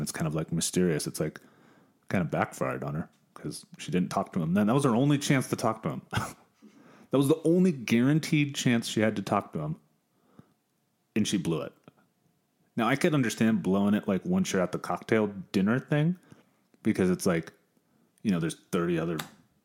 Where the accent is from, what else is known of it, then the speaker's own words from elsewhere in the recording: San Diego, California, United States; We're both from San Diego, me and Big O. Big San Diego natives